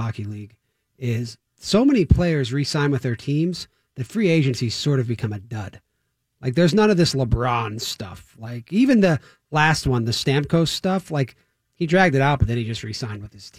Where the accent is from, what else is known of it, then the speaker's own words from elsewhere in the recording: Toronto, Ontario, Canada; I'm from Toronto.